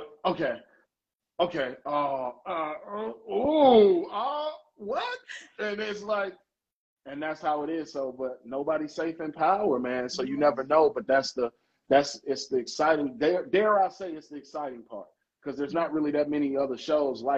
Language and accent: English; Chicago, Illinois, United States; my favorite show in my hometown again, like Hardball